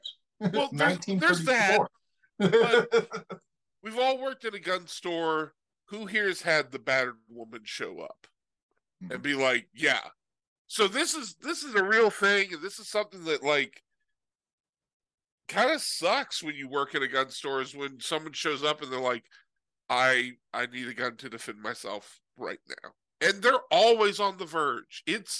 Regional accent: California, United States; I come from California. I seriously did this in Tennessee. I told the guy I was from California.

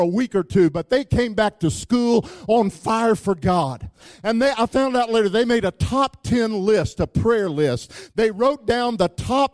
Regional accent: Wichita Falls, Texas, United States; I grew up in Wichita Falls, Texas

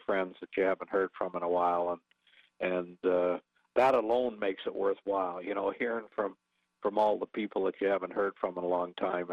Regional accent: Canada; I came from a small town, 700 people.

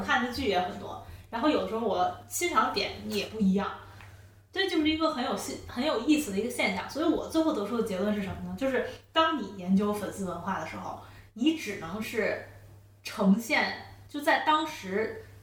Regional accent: China; 我作为一个中国人

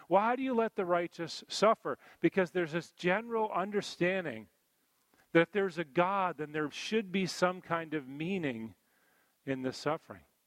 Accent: East Coast, United States; growing up on the East Coast here

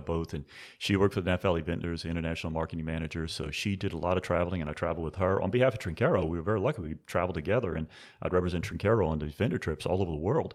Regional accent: New Orleans, Louisiana, United States; now in Napa Valley, United States; born and raised in New Orleans

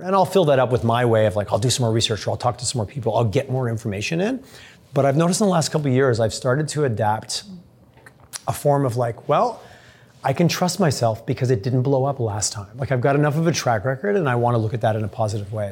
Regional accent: Southern Quebec, Canada; I went to a small elementary school in Southern Quebec, and my family I grew up making maple syrup

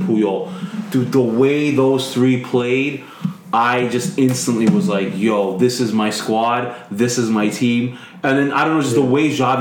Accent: United States; also born or lived in Ukraine; I'm American

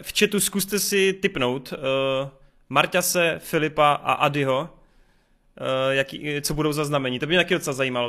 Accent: Bučovice, South Moravian Region, Czechia; A pocházím z Bučovic, z velice krásného malebného městečka

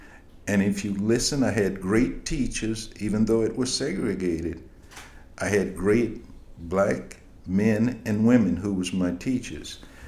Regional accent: Florence, South Carolina, United States; now in New Jersey, United States; growing up in Florence, South Carolina. I was born December 21st, 1938.

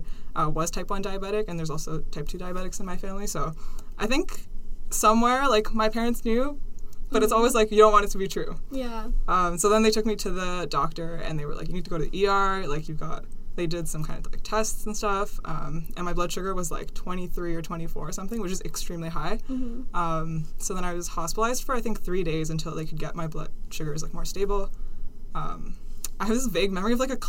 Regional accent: Ontario, Canada; also born or lived in India / Kenya; I was born in India. And then a couple months later, I moved to Kenya. So I lived there for a couple of years when I was really young. And then we immigrated to Canada

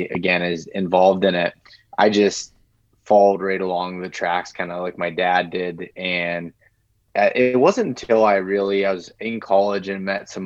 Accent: North Central Pennsylvania, United States; I'm from North Central Pennsylvania, or Northwestern Pennsylvania

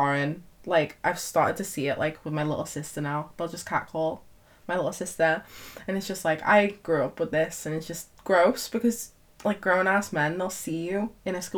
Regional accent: Knowsley, North West England, United Kingdom; I'm from the area, Knowsley/Merseyside

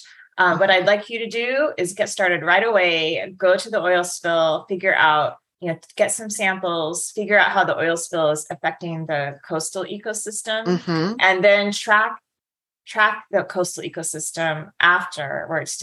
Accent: Utah, United States; moved away as an adult; now in Irvine, United States; I was just a girl growing up in Utah, hadn't really left the state very much

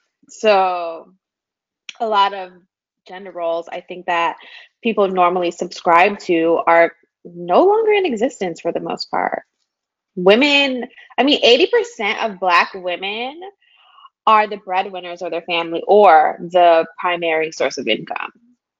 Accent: South Florida, United States; now in Washington, D.C., United States; I'm from South Florida, but I live in DC. I am 32 and I'm single.

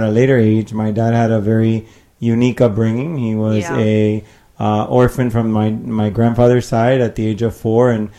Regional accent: Miami, Florida, United States; I was born in Miami. I'm the son of two Cubans

